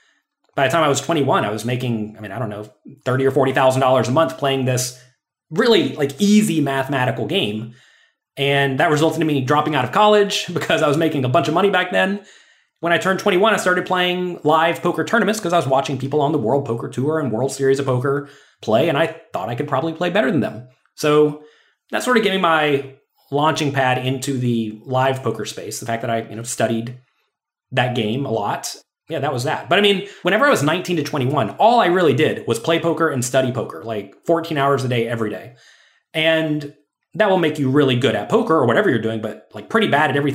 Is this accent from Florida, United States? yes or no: yes; Pensacola, Florida, United States; I was born in Pensacola, Florida.